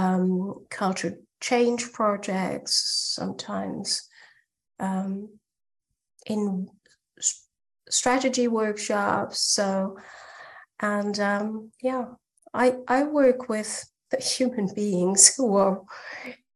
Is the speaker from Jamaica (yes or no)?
no; France; now in Germany; I'm French. I live in Germany